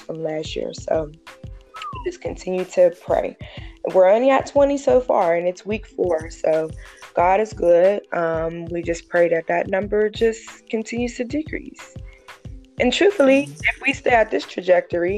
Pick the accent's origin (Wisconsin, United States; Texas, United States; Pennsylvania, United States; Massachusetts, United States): Pennsylvania, United States; Pittsburgh; Growing up in Pittsburgh